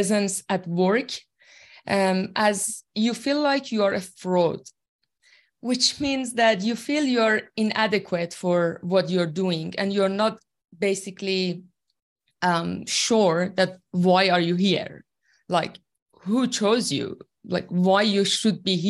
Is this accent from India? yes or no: no; Iran; first language Persian; English is a second language; moved away as an adult; now in Australia; I'm originally from Iran, and I've been in Australia for 8 years now. And my second language, obviously, is English. My first language is Farsi